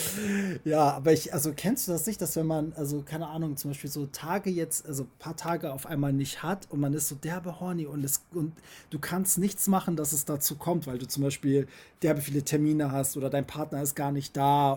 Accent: Germany; ich bin auch so aufgewachsen hier in Deutschland

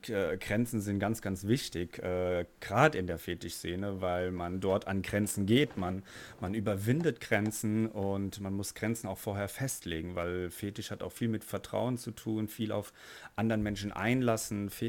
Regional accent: Frankfurt, Hesse, Germany; ich komme aus Frankfurt, bin 29 Jahre alt, bin Flugbegleiter

